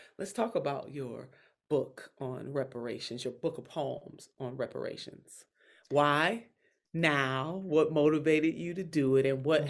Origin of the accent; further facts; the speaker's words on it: Alabama, United States; I met Ashley, so I'm from Alabama, too.